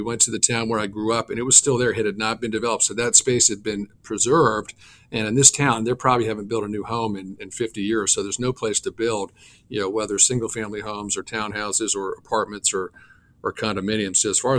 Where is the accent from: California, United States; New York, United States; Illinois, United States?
New York, United States; Bronxville; the town where I grew up in Bronxville, just outside New York City. The town was really built out, and so there was very little open space.